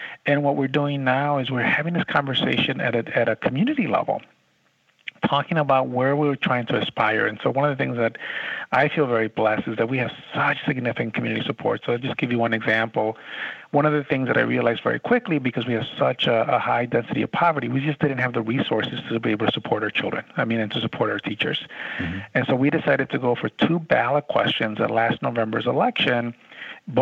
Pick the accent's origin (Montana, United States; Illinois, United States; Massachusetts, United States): Illinois, United States; Chicago; moved away as an adult; also born or lived in Nevada; now in San Antonio, United States; I grew up in Chicago, worked in the Chicago Public Schools